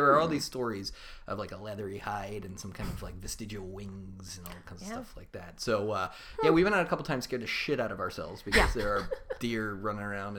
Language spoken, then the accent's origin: English; Maryland, United States; also born or lived in England; I was born in England, but we lived in Maryland basically our entire lives